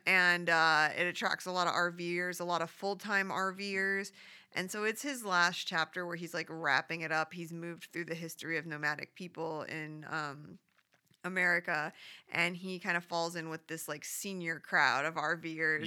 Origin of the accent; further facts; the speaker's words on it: Phoenix, Arizona, United States; I'm from Phoenix